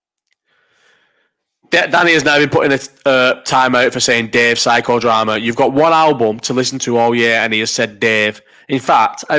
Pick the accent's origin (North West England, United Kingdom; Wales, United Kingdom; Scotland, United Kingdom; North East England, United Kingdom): North West England, United Kingdom; Bolton; also born or lived in Farnborough, Kent; I was born in Farnborough in Kent and moved to Bolton, where, as I've said numerous times, there wasn't another black family in the whole of Bolton until I was 15, 16